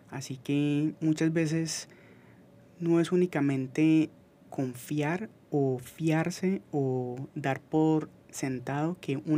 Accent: Manizales, Caldas, Colombia; Yo soy de la herencia paisa, yo soy de Manizales

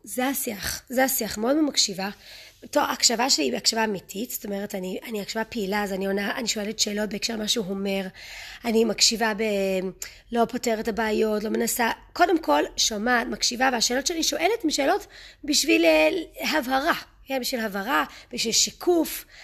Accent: Israel; Hebrew is a second language; also born or lived in United States; גדלתי בארצות הברית, עשיתי עלייה כשהייתי קטנה, כשהייתי בת שמונה, אז אני מתנצלת מראש על הטעויות בעברית

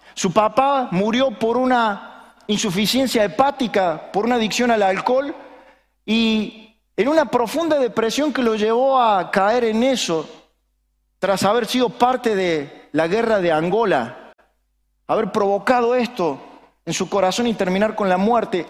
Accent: Argentina; los argentinos somos los que tenemos un máster y un doctorado en opinar

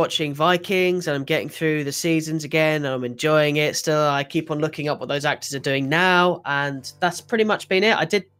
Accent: England, United Kingdom; I'm as English as can be.

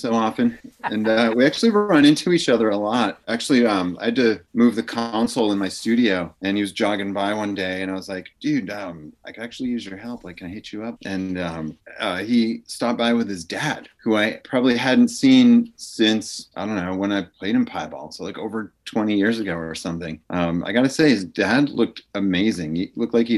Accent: Holliston, Massachusetts, United States; also born or lived in Allston, Massachusetts / Framingham, Massachusetts; I grew up in Holliston, Massachusetts

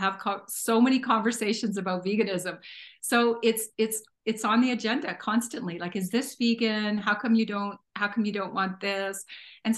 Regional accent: Northern Ontario, Canada; now in Alberta, Canada; we lived way in the middle of the bush in Northern Ontario, and so my dad would only go get a bit of fresh stuff once in a while

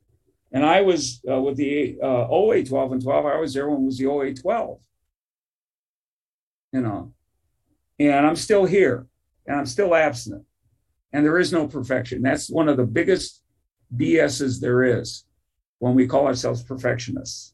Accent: Detroit, Michigan, United States; I grew up in Detroit, Michigan.

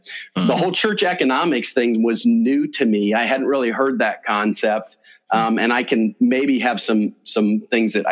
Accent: Cambridge, Iowa, United States; I'm from here. I was born over in Cambridge, Iowa

